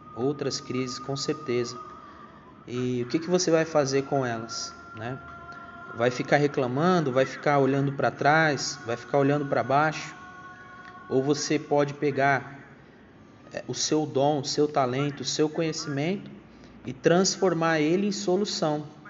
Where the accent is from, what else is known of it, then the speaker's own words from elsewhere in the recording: Brazil; nós, como, como brasileiros